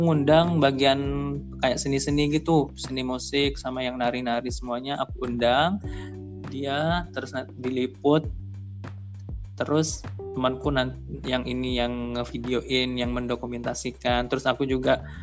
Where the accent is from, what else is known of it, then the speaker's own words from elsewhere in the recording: Probolinggo, East Java, Indonesia; moved away as an adult; now in Surabaya, Indonesia; desaku desa Telogosari kecamatan Tiris Kabupaten Probolinggo